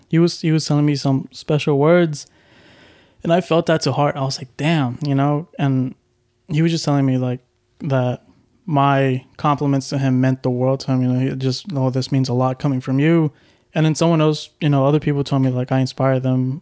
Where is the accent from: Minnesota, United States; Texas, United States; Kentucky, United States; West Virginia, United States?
Texas, United States; Houston; I'm from Houston